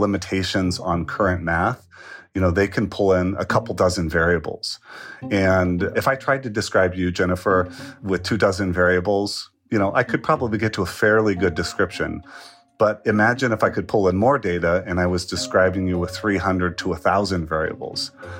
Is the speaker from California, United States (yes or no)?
yes; California, United States; the part of California I'm from